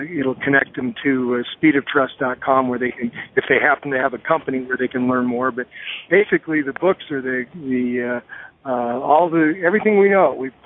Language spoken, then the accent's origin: English; Colorado, United States; moved away as an adult; also born or lived in San Diego; I was from Colorado